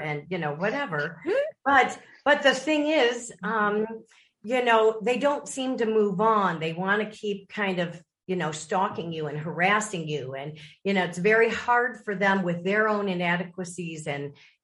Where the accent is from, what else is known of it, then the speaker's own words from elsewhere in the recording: Lake Forest, Illinois, United States; moved away as an adult; I grew up in Lake Forest, Illinois